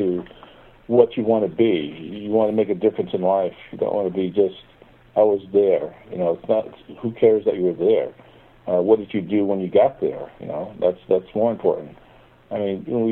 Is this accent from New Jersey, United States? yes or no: yes; Perth Amboy, New Jersey, United States; also born or lived in New York; a recreation center in Perth Amboy, my hometown.